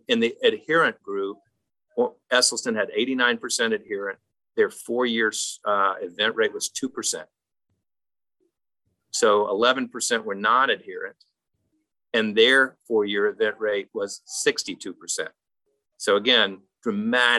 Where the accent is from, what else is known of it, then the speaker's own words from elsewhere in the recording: South Carolina, United States; moved away as an adult; also born or lived in Columbia, South Carolina; now in Western North Carolina, United States; I'm in Western North Carolina. I grew up in South Carolina